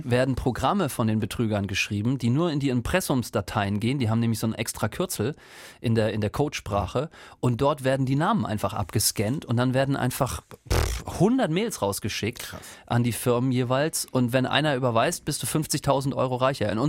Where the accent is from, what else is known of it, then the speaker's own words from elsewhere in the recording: East Germany, Germany; das haben meine Eltern, ich komme ja aus dem Osten, kurz nach der Wende auch